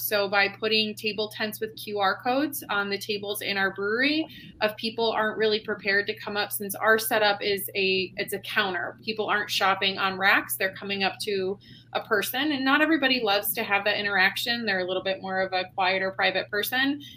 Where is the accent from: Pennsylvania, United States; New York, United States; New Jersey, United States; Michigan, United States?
New York, United States; Buffalo; now in Cincinnati, United States; I'm actually originally from Buffalo, New York